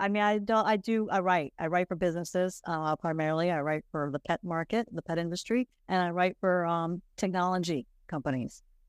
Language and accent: English; South Carolina, United States; moved away as an adult; also born or lived in New Orleans, Louisiana / Pennsylvania; now in Mexico; I lived in Louisiana for 6 years after college. I lived in New Orleans, but I grew up in South Carolina.